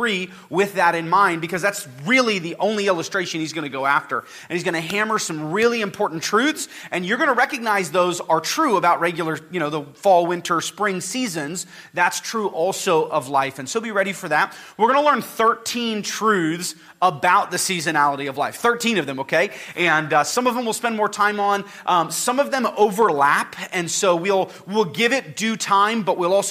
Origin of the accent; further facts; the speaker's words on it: Napa, California, United States; now in Bakersfield, United States; the place I grew up in Napa, we had four seasons